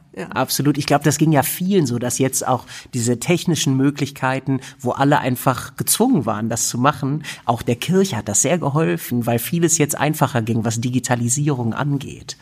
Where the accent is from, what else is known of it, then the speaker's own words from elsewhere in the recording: Germany; als Europäer, als Deutscher